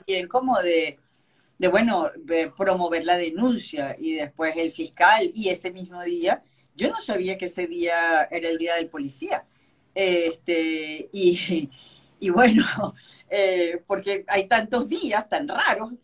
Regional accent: Venezuela; somos los venezolanos, es solidarios y apoyamos a la gente

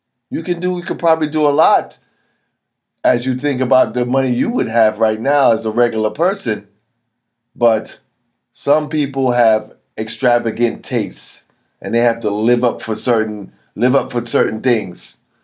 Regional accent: Missouri, United States; You know, I'm from Missouri, the show me state.

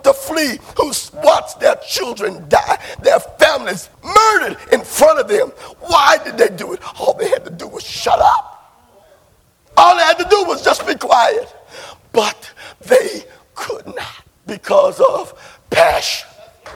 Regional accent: Barrett Station, Texas, United States; I'm from Barrett Station

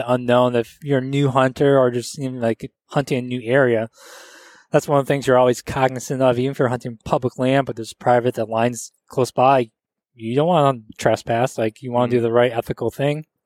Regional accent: Grand Rapids, Michigan, United States; but still we're from Michigan uh, we're out Grand Rapids, and like you know that whole Midwest is like whitetail, turkey.

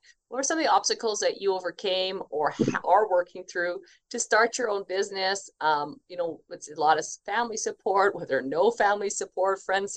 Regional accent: Edmonton, Alberta, Canada; I'm actually here in Edmonton, Alberta, which is kind of cool

